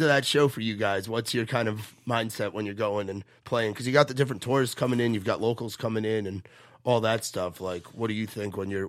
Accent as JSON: {"language": "English", "region": "Florida", "country": "United States", "said": "I'm a kid from Florida."}